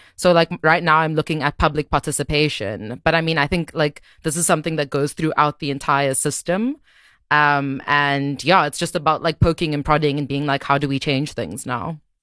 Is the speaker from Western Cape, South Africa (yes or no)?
yes; Cape Town, Western Cape, South Africa; moved away as an adult; also born or lived in Johannesburg, South Africa; I moved back to Cape Town because I'm from Cape Town